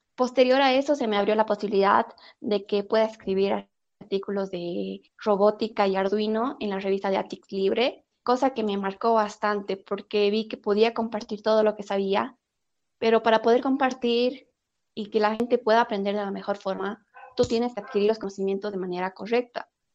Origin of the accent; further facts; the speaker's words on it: Oruro, Bolivia; como buena orureña me encanta el charque